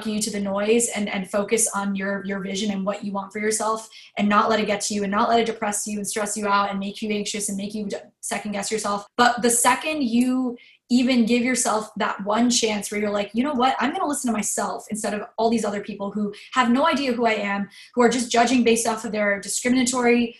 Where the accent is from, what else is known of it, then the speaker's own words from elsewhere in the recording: United States; who I grew up to be in America